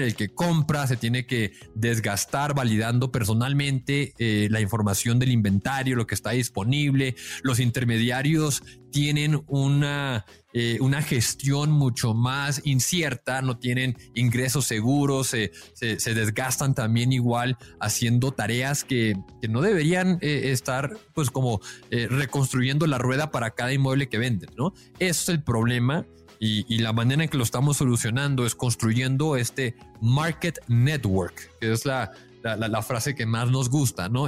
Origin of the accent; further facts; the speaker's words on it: Mexico; yo pues yo soy mexicano